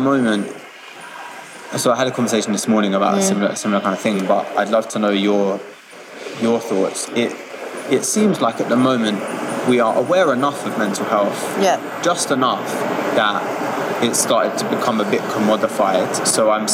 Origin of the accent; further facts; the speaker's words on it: London, United Kingdom; I grew up in Hackney